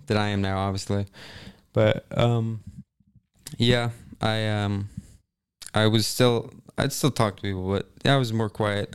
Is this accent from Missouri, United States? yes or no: yes; Kansas City, Missouri, United States; I'm from, okay, technically Kansas City area